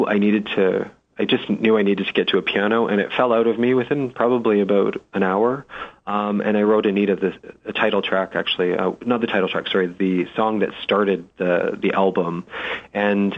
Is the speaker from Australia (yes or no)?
no; London, Ontario, Canada; moved away as an adult; my hometown was in London, Ontario, Canada